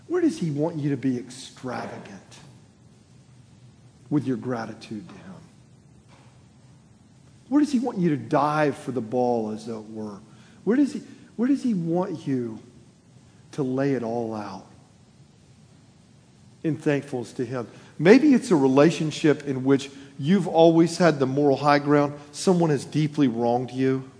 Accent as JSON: {"language": "English", "region": "Florida", "country": "United States", "tie": "born or raised there", "moved": "yes", "said": "I was born in Florida, I'm a Floridian at heart everywhere I've lived"}